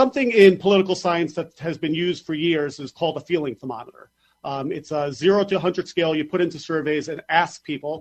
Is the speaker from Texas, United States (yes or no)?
no; New York, United States; as a New Yorker